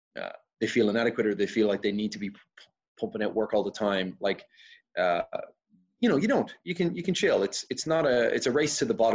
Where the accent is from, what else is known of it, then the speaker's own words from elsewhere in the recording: Dublin, Leinster, Ireland; I'm from Dublin.